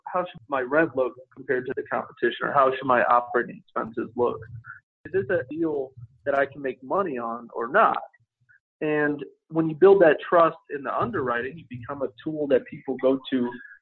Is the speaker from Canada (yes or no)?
no; Chicago, Illinois, United States; my hometown of Chicago